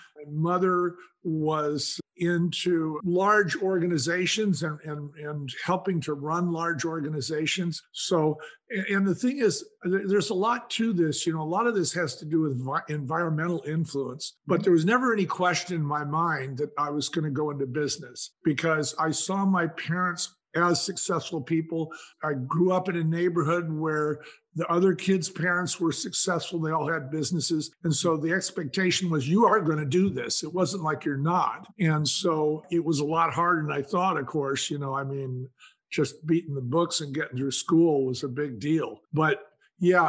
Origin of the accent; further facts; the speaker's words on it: San Francisco, California, United States; I was born in San Francisco and raised in the Bay Area.